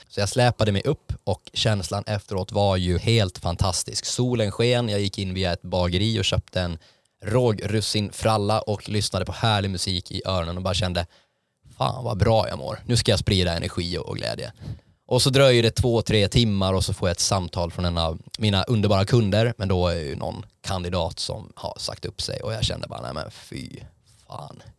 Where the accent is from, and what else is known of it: Åland, Finland